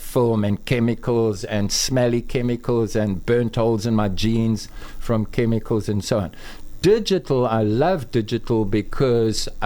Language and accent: English; KwaZulu-Natal, South Africa; moved away as an adult; also born or lived in Johannesburg; I grew up in Natal and I studied photography in Natal Technikon.